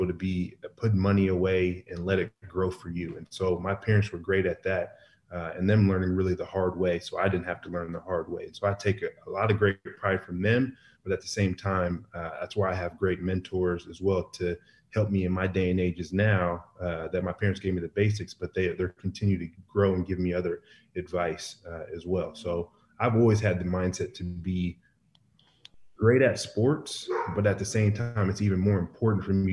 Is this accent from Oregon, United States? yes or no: yes; Portland, Oregon, United States; moved away; also born or lived in Nebraska; Portland, as I grew up, I was kind of in a shell